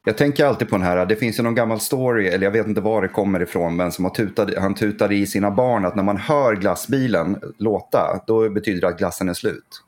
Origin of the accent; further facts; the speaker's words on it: Gävle, Gävleborg County, Sweden; also born or lived in Söderhamn; Gävle där jag föddes och så. Så att, eh, det här är liksom lite mina hemtrakter